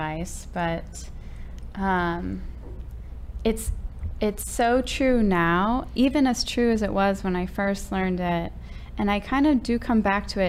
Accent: St. Louis, Missouri, United States; I went to Francis Howell North. Now we have established that I'm from St. Louis

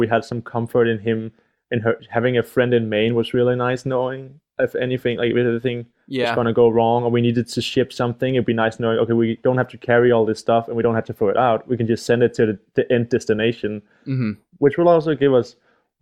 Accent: Denmark; I'm from Denmark

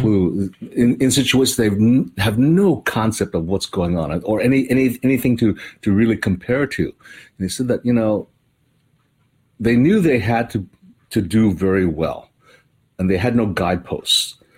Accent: Hawaii, United States; moved away; I grew up in Hawaii

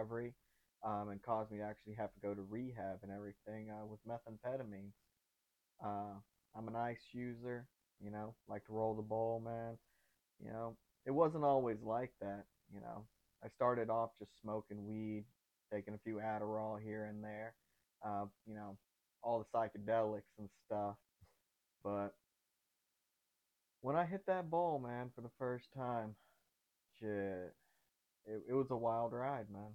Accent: Brenham, Texas, United States; also born or lived in Bryan College Station, Texas / San Antonio, Texas / Austin, Texas; now in Dallas, United States; I grew up in Brenham, Texas, and then I moved to Bryan College Station

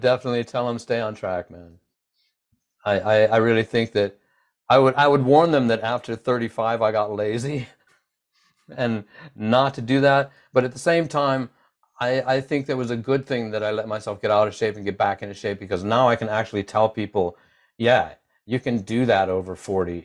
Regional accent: United States

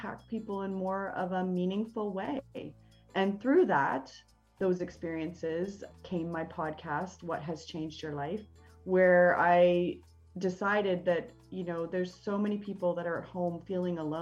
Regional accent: Canada; I am Canadian, a proud Canadian

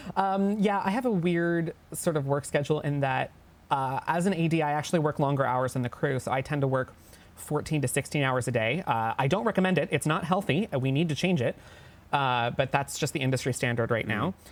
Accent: Canada; we're all Canadian

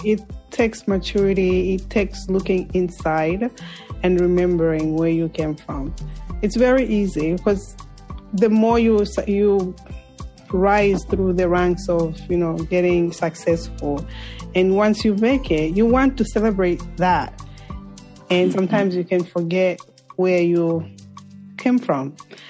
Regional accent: Zambia; Every time I say I'm from Zambia, oh, Dr. Kaunda.

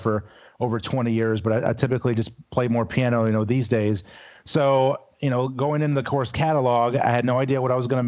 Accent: Louisville, Kentucky, United States; I'm originally from Louisville, Kentucky

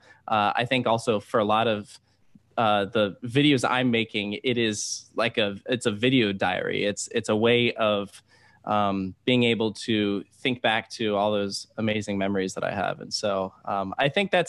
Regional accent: Virginia, United States; I grew up in Virginia

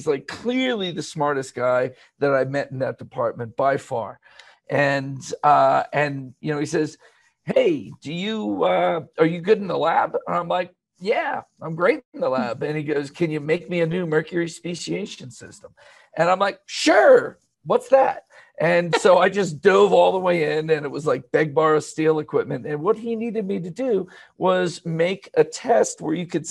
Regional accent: Bethlehem, Pennsylvania, United States; I was born in Steeltown, actually, mm-hmm. Bethlehem, Pennsylvania

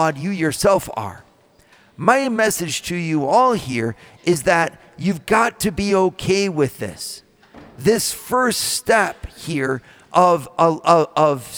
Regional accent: United States; as American leaders

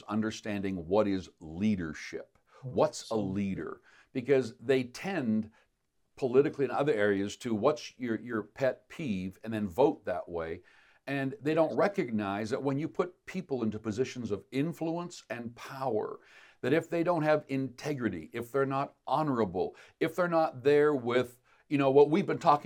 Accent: Canada; as Canadian citizens

